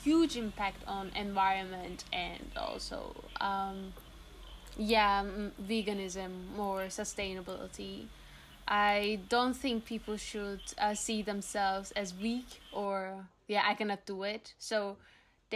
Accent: Turkey; now in Netherlands; I'm from Turkey

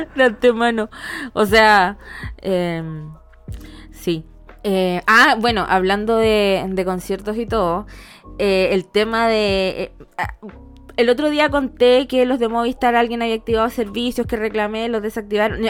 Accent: Temuco, Araucanía, Chile; moved away; mi liceo no estaba en el centro, estaba como lejos del centro, de mi pueblito allá Temuco

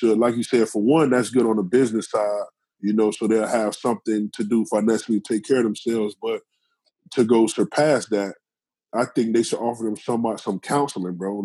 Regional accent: Miami, Florida, United States; now in Tampa, United States; I never knew a white person when I was growing up in Miami, ever.

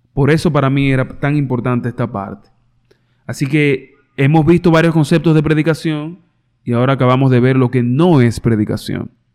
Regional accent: Dominican Republic; en mi país al dinero se le llama eh, lágrima, tabla, muchísimas cosas

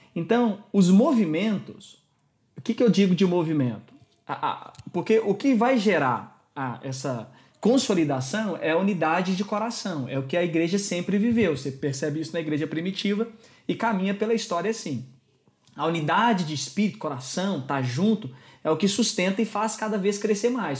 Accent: Brazil; now in Lisbon, Portugal; é um nome alemão, eu tenho um apelido português que é …, mas eu sou brasileiro

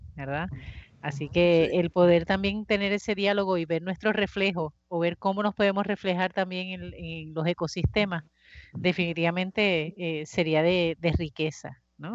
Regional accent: Puerto Rico; como puertorriqueños

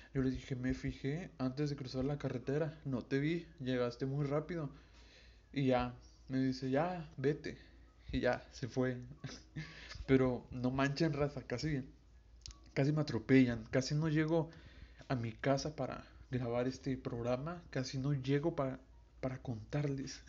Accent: Veracruz, Mexico; soy de Veracruz y tengo 18 años.

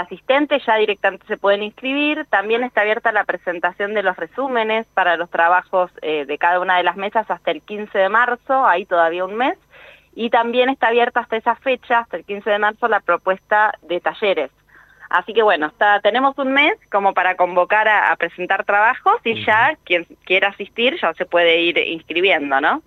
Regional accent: Argentina; como argentinos y argentinas

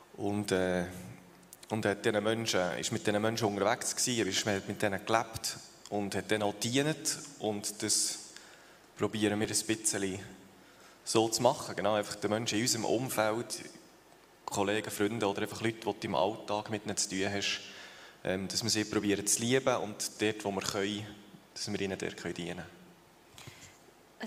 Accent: Thun, Bern, Switzerland; moved away as an adult; also born or lived in Uster; now in Tieracher, Switzerland; wir sind beide in Thun aufgewachsen

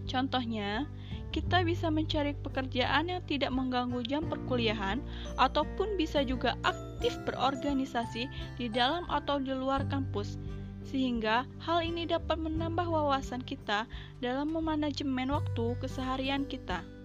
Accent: Lampung, Indonesia; Saya dari Lampung Utara, tepatnya di Desa Bunga Mayang.

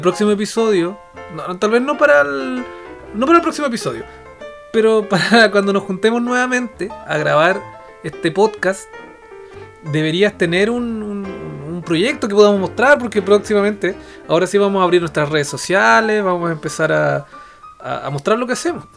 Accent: Temuco, Araucanía, Chile; Nosotros somos del sur, somos temuquenses

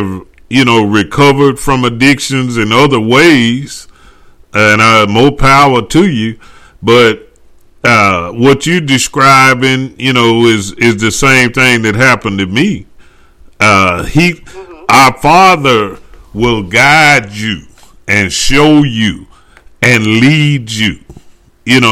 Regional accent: Dallas, Texas, United States; I'm from the Dallas area

